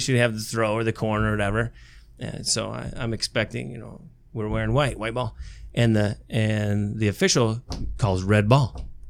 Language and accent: English; Tecumseh, Michigan, United States; also born or lived in Big Rapids, Michigan; I grew up in Tecumseh, Michigan, down in Lenawee County